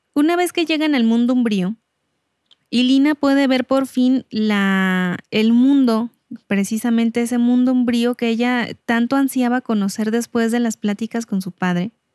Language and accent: Spanish; Mexico; así somos los mexicanos